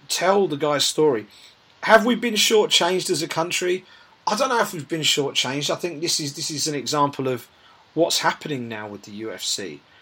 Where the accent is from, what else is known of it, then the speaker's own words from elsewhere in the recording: United Kingdom; as British MMA fans